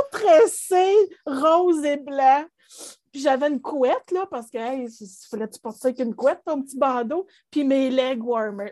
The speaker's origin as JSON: {"language": "French", "town": "Gatineau", "region": "Quebec", "country": "Canada", "tie": "born or raised there", "also_born_or_lived": "Ottawa", "said": "je suis née à Ottawa, mais on est déménagé ici à Gatineau. J'avais neuf mois"}